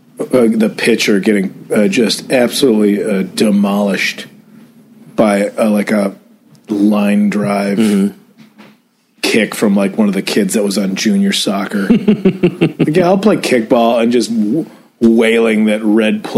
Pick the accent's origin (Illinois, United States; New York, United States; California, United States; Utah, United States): Illinois, United States; Addison; moved away; even my hometown, even old Addison, Illinois, had a protest